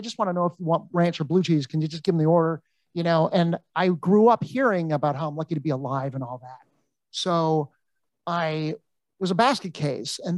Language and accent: English; Los Angeles, California, United States; I'm from Encino